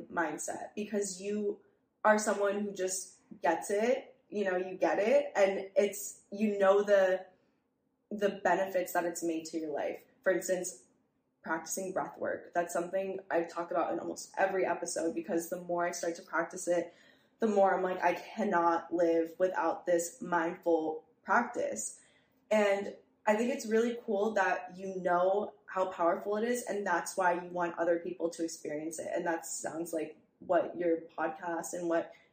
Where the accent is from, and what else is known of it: New York City, New York, United States; born or raised there